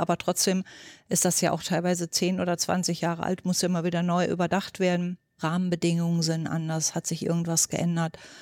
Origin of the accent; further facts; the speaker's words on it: North Hesse, Germany; moved away; also born or lived in Berlin; bin gebürtige Nordhessin